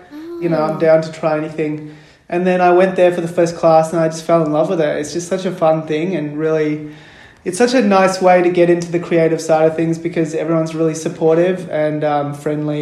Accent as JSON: {"language": "English", "town": "Melbourne", "region": "Victoria", "country": "Australia", "tie": "born or raised there", "said": "I'm a playwright from Melbourne. I grew up in Melbourne. I'm Sri Lankan Tamil"}